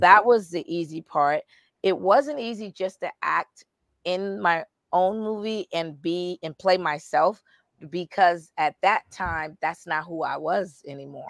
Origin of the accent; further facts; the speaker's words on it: Boston, Massachusetts, United States; moved away as an adult; also born or lived in Indiana; I'm from Boston